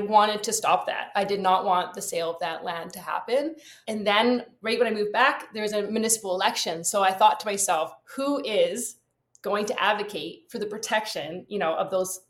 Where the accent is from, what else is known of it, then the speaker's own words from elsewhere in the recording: Vancouver Island, British Columbia, Canada; now in Port Moody, Canada; And I grew up also in Vancouver Island. So another thing we have in common, we're both from Vancouver Island.